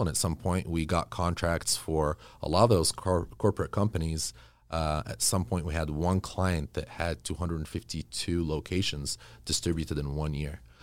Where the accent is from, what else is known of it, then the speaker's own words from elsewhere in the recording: Kuwait; also born or lived in Egypt; now in Los Angeles, United States; growing up in Kuwait, um, you know, my parents moved when I was about three